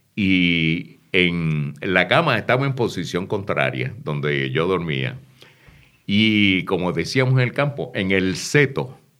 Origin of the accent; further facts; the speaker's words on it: San Juan, Puerto Rico; also born or lived in Río Piedras / Santa Isabel / Patillas; Luego nos mudamos a la parte alta de Santurce y estudié de cuarto grado hasta noveno en la escuela Luchetti.